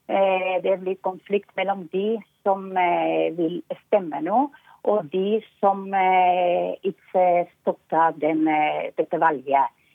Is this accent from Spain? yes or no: yes; Basque Country, Spain; Norwegian is a second language; moved away as an adult; now in Norway; i Baskeland, der jeg kommer fra. Eh, når jeg var liten, det var så mye politi på gata